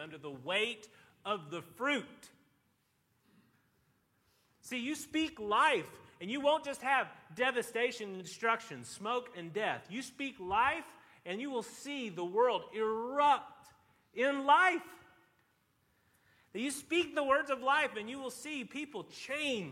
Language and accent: English; Tennessee, United States; I grew up in Tennessee